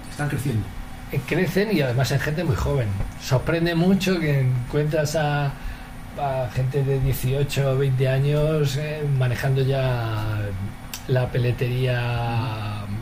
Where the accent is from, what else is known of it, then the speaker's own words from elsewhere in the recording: Spain; Yo creo que hoy por hoy soy el único español que está acreditado en todas las eh, subastas internacionales de pieles como broker.